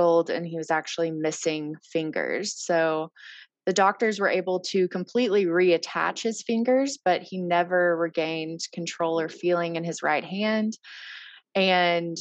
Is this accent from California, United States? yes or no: no; Arkansas, United States; I am from Arkansas